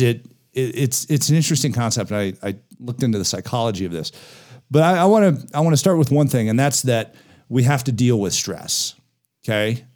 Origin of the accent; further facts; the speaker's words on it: Denver, Colorado, United States; I grew up in the Denver area, I still have a lot of very close friends that I was in elementary school with.